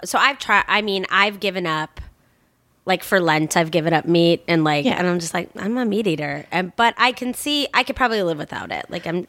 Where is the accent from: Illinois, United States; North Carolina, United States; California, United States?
Illinois, United States; Chicago; accent: heavy Chicago; now in Los Angeles, United States; I'm from Chicago proper.